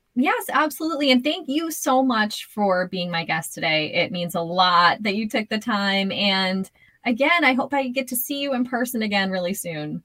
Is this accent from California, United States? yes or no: no; Boston, Massachusetts, United States; born or raised there